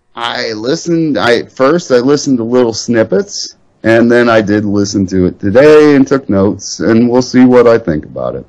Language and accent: English; Ohio, United States; also born or lived in Indiana; I'm an Ohio twat.